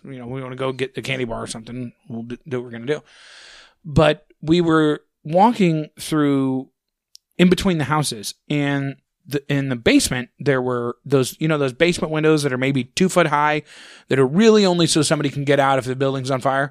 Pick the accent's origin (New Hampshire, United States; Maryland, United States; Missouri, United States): Missouri, United States; St. Ann; growing up in Saint Ann